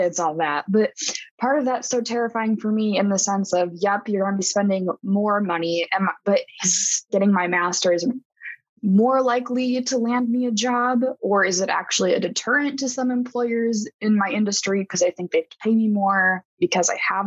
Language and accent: English; North Dakota, United States; I'm from North Dakota, so I pay in-state tuition here